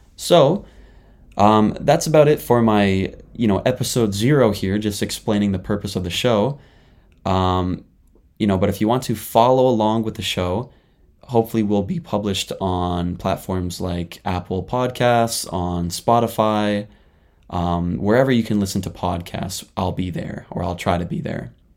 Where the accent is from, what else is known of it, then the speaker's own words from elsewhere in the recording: Canada; moved away as an adult; now in Japan; I'm a Canadian living in Japan right now